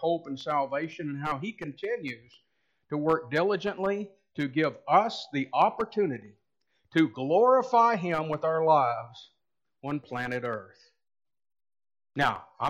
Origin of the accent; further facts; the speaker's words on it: United States; We as American Christians